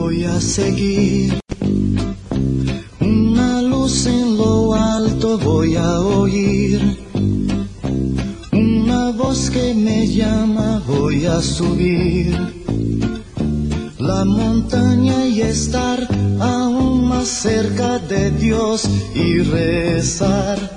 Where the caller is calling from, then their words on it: Guadalajara, Jalisco, Mexico; Hola Teo, ¿cómo estás? Hola. … de Guadalajara.